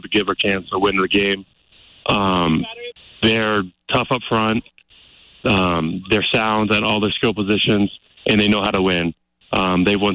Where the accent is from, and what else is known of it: Seattle area, Washington, United States; now in Missoula, United States